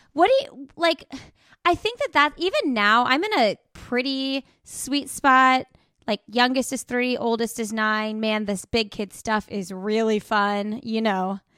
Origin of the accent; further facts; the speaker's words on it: Indianapolis, Indiana, United States; moved away; I'm, uh, originally from Indianapolis